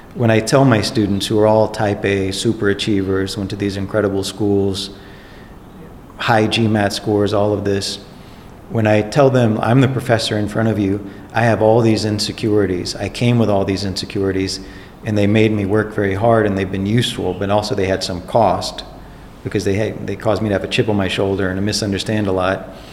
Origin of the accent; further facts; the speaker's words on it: Baton Rouge, Louisiana, United States; moved away; I was born in Baton Rouge, Louisiana in 1973. I went to schools in Baton Rouge, Louisiana